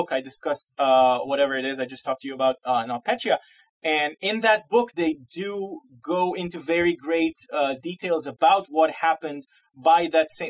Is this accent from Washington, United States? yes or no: no; Massachusetts, United States; And I am from Massachusetts, right outside of Boston. So here in New England, it's just called winter.